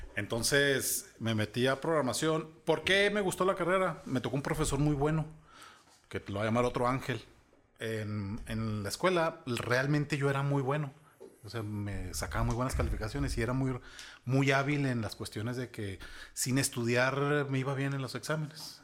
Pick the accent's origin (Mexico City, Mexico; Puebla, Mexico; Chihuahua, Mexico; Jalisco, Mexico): Chihuahua, Mexico; also born or lived in Ciudad Juárez; soy una persona que ha vivido la mayor parte de su vida en Ciudad Chihuahua. Mi acta de nacimiento dice que nací en Ciudad Juárez, pero la verdad es que no recuerdo nada de Ciudad o sea, Juárez.